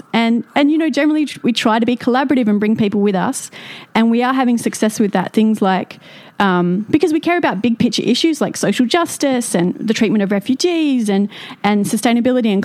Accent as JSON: {"language": "English", "town": "Wollongong", "region": "New South Wales", "country": "Australia", "tie": "born or raised there", "moved": "as an adult", "said": "I'm from Wollongong, born and bred."}